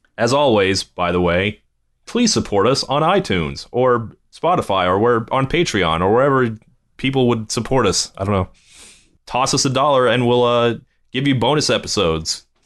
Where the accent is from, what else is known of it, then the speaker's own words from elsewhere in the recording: Virginia Beach, Virginia, United States; also born or lived in West Coast (born); now in California, United States; a Virginia Beach kid